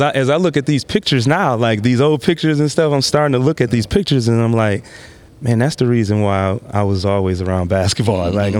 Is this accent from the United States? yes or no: yes; Saginaw, Michigan, United States; I'm from Saginaw, Michigan.